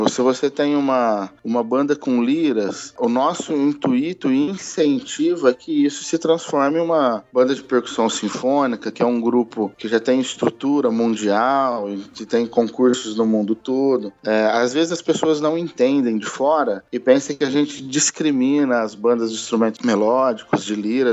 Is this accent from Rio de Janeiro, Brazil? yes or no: no; Ribeirão Preto, São Paulo, Brazil; sou natural de Ribeirão Preto, nascido aqui mesmo